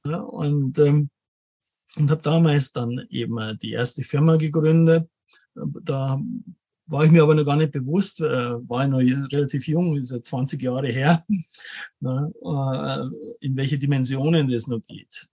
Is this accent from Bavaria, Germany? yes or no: yes; Munich, Bavaria, Germany; also born or lived in Bad Homburg; lebe in München, bin gebürtiger Münchner auch